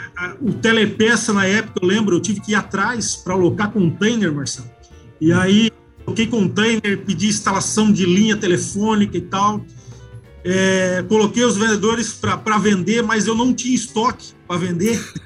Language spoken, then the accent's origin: Portuguese; Joinville, Santa Catarina, Brazil; eu nasci aqui em Joinville, né? É, fui criado é, pelo, praticamente mais pelo meu, meu pai